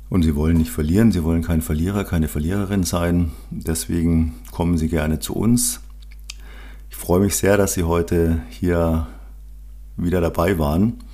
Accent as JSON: {"language": "German", "town": "Munich", "region": "Bavaria", "country": "Germany", "tie": "born there", "said": "sehr bayerisch, sehr rustikal, sehr, sehr gutes Essen als gebürtiger Münchner liebe ich die bayerische Küche."}